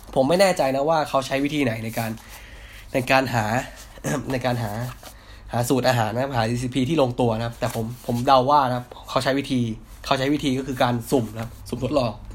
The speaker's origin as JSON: {"language": "Thai", "town": "Hat Yai", "region": "Songkhla", "country": "Thailand", "moved": "yes", "lives_now": "Bangkok, Thailand", "said": "ผมเป็นคนต่างจังหวัดนะ คือผมเป็นคนคนหัดใหญ่ครับ"}